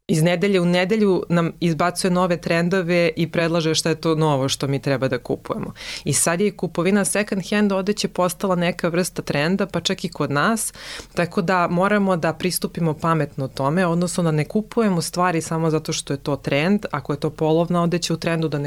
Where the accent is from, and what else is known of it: Serbia